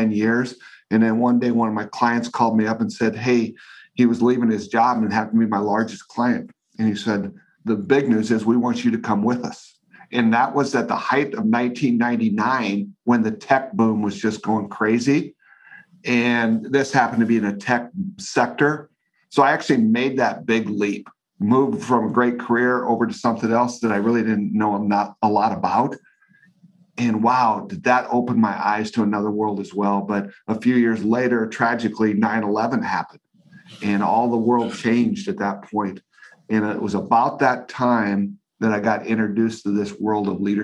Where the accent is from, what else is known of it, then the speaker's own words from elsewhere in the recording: Northeast Nebraska, United States; I grew up in Northeast Nebraska